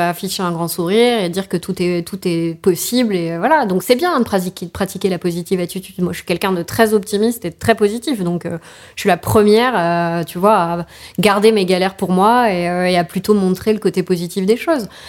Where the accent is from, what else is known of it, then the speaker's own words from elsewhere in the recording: Paris, Île-de-France, France; surtout en tant que parisienne, tu vois.